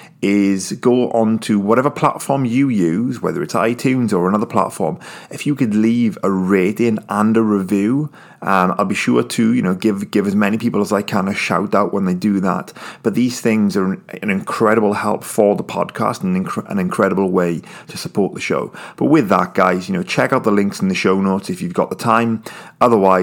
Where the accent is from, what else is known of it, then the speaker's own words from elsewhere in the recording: United Kingdom; I'm British